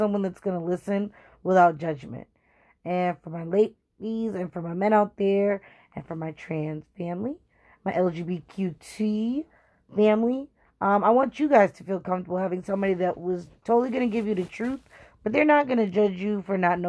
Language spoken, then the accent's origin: English; Boston, Massachusetts, United States; born and bred in Boston